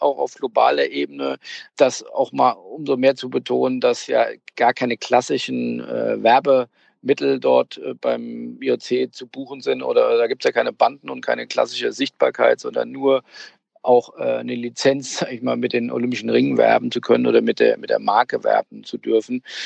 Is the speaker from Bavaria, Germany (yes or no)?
no; Hamburg, Germany; ich komme ja aus Hamburg